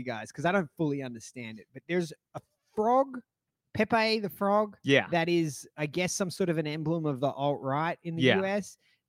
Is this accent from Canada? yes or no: no; Australia; accent: Australian